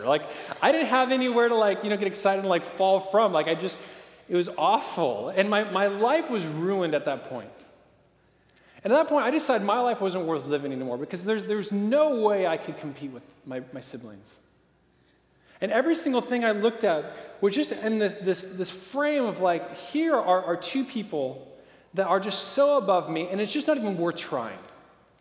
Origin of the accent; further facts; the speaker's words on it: Portland, Oregon, United States; I grew up in Portland, Oregon